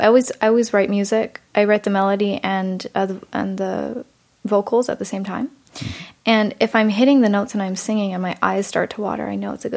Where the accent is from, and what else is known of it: San Diego, California, United States; born or raised there; also born or lived in Germany